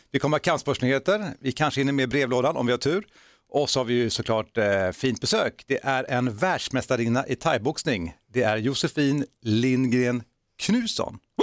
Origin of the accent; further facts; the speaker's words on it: Stenungsund, Västra Götaland, Sweden; jag är från Stenungsund